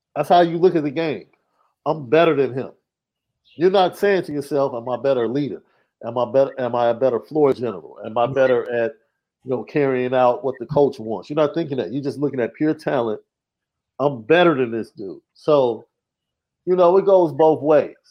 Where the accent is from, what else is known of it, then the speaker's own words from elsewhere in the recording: Chicago, Illinois, United States; I'm from Chicago